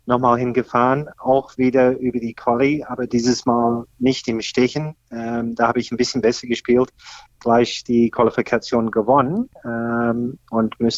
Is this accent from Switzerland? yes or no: no; Australia; ich komme ursprünglich aus Australien, da bin ich aufgewachsen.